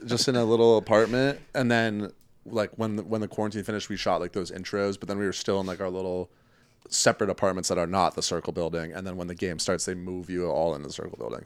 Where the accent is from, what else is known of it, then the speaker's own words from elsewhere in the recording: Connecticut, United States; moved away as an adult; also born or lived in Chicago; now in Culver City, United States; I'm originally from Connecticut